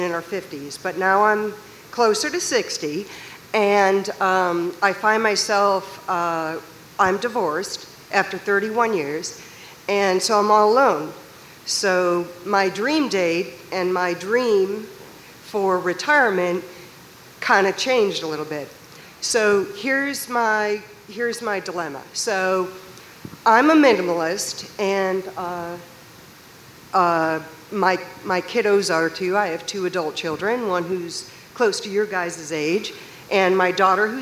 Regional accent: Columbus, Ohio, United States; I'm from Columbus, Ohio

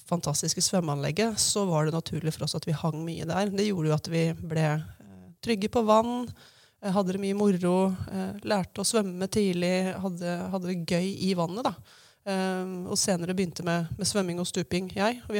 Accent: Hamar, Innlandet, Norway; da jeg vokste opp her på Hamar, på Riddaby, og begynte å skjønne at jeg var skeiv

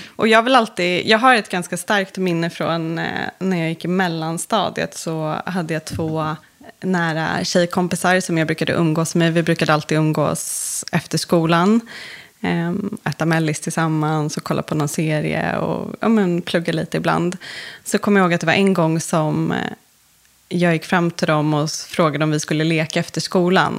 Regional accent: Stockholm, Stockholm County, Sweden; uppvuxen inne i stan i Stockholm

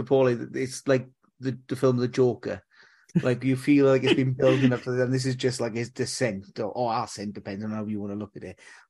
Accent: Wales, United Kingdom; We're Welsh.

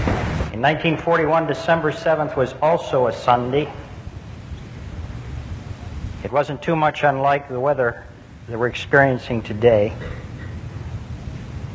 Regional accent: United States; I'm an American.

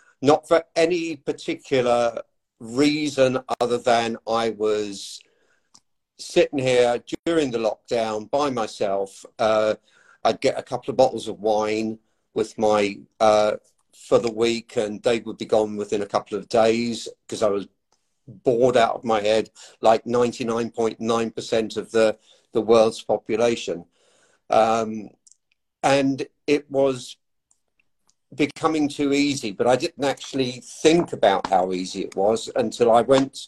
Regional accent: England, United Kingdom; moved away as an adult; now in Ireland; from the accent, you can tell that I obviously was born and raised in England by Irish parents

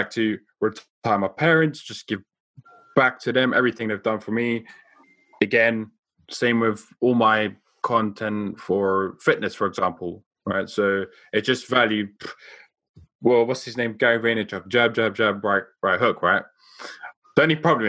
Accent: South Africa; I grew up in South Africa

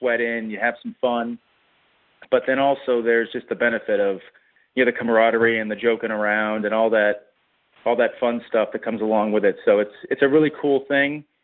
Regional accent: Boston, Massachusetts, United States; now in Swarthmore, United States; I was born and raised up in the Boston area

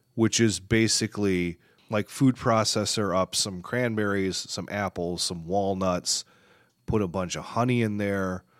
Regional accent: Michigan, United States; moved away; also born or lived in Chicago; I grew up in Michigan

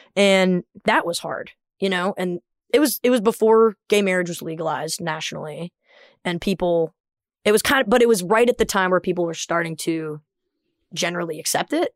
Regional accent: the American South, United States; as a Southerner

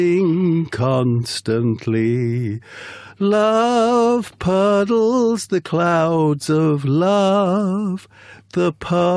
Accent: Middlesbrough, North East England, United Kingdom; I was born in Middlesbrough, which is known as Soul Town.

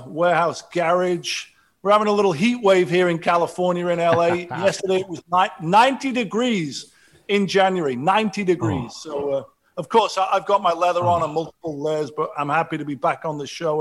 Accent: Sheffield, Yorkshire and the Humber, United Kingdom; now in Los Angeles, United States; I grew up in Sheffield, working class

